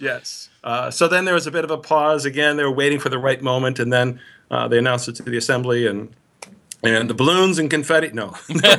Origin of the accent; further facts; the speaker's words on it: Milwaukee, Wisconsin, United States; also born or lived in Minnesota; I grew up in the Greater Milwaukee Synod area, born in Minnesota, but then as a young child moved here, uh, and went to high school here in this, uh, synod